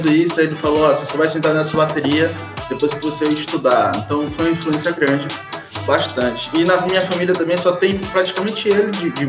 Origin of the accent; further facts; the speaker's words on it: Itabuna, Bahia, Brazil; Então, galera, eu sou de Itabuna, Bahia.